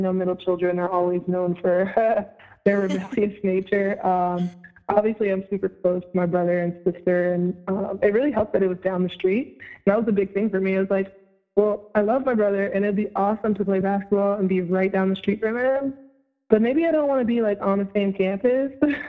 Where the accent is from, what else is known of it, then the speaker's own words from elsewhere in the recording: Tampa, Florida, United States; also born or lived in Round Rock, Texas; now in Tampa, United States; So I tell most people that I'm from Tampa, but I've actually lived lots of places. Before Tampa, I was in Round Rock, Texas, where I played at Round Rock High School.